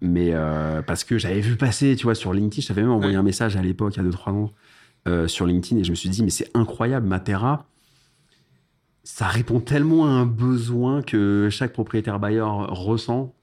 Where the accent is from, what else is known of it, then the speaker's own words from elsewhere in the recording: Paris, Île-de-France, France; je suis né à Paris